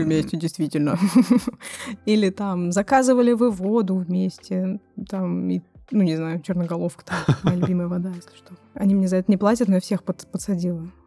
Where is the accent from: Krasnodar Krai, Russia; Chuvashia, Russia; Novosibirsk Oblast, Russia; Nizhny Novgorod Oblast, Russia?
Nizhny Novgorod Oblast, Russia; Nizhny Novgorod; moved away as an adult; now in Brighton, United Kingdom; похож на мой родной город, я из Нижнего Новгорода